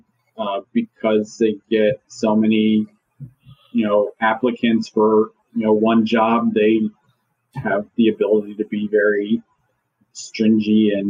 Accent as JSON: {"language": "English", "region": "Maryland", "country": "United States", "also_born_or_lived": "North Carolina", "said": "I'm from Maryland"}